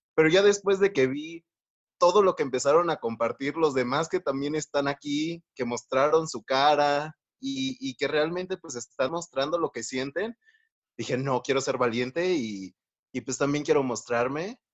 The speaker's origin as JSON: {"language": "Spanish", "country": "Mexico", "said": "soy de México"}